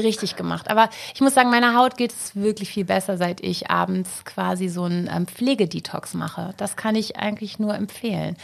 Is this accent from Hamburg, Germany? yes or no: yes; Hamburg, Germany; Hamburg ist halt meine Heimat